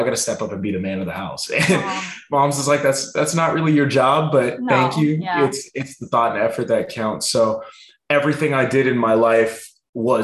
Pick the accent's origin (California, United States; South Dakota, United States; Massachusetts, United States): California, United States; Rancho Cucamonga; also born or lived in North Hollywood, California; the city that I grew up in Rancho Cucamonga